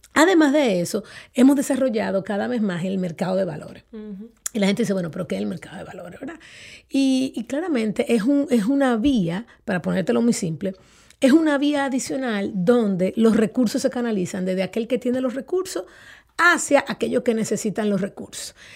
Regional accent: Dominican Republic

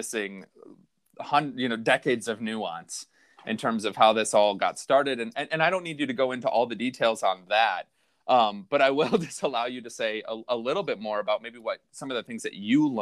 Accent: New York, United States; also born or lived in Minnesota; I was … from New York

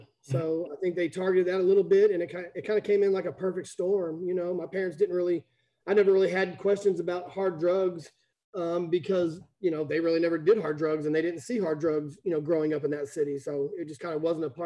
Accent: Plano, Texas, United States; I grew up in Plano, Texas. Family got here in about 1975

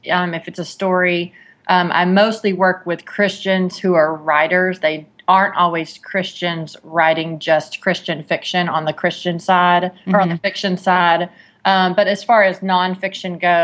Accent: Texas, United States; I'm from Texas

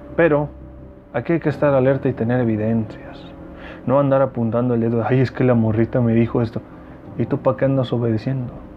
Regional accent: Mexicali, Baja California, Mexico; Mexicali, mi tierra bonita

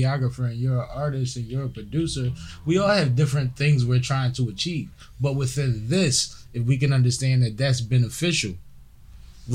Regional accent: Philadelphia, Pennsylvania, United States; I'm from Philly

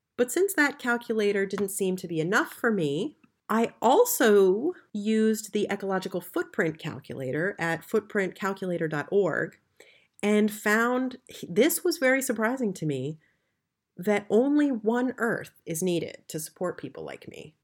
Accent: United States; moved away as an adult; now in Berlin, Germany; I'm an American who's lived in Berlin for the last ten years

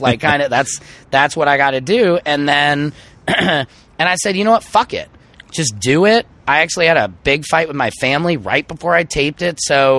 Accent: St. Louis, Missouri, United States; moved away; Yeah, it's my hometown.

